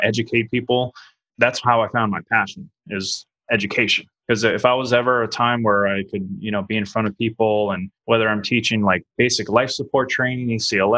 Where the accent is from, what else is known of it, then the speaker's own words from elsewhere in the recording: New Orleans, Louisiana, United States; moved away as an adult; also born or lived in Italy; I'm actually from New Orleans, Louisiana